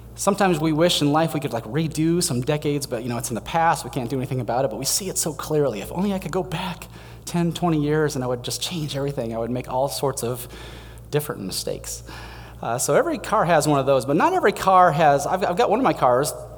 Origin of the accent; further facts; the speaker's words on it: Denver, Colorado, United States; moved away; I grew up in Denver